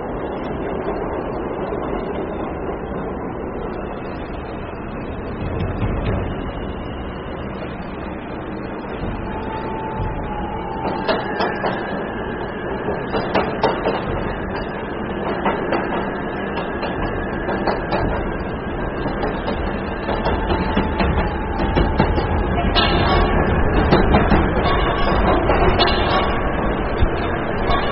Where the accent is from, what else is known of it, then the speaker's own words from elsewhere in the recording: New York City, New York, United States; now in Florida, United States; I grew up in Brooklyn